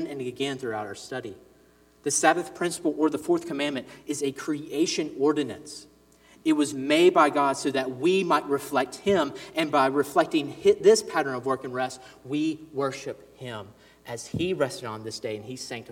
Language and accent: English; Ridgeland, Mississippi, United States; also born or lived in Jackson, Mississippi; We lived in the suburbs of Ridgeland, actually, here in Mississippi, but the church I grew up in was in Fondren, the Jackson area